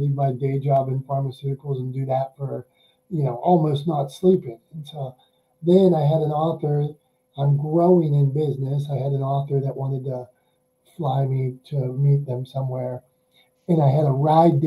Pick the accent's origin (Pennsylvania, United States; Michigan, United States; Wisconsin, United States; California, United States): Pennsylvania, United States; Pittsburgh; I'm from Pittsburgh, Pennsylvania